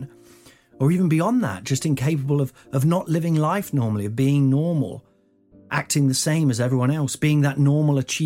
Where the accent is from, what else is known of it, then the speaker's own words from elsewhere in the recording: Nottingham, East Midlands, United Kingdom; I grew up in Nottingham, which is in the Midlands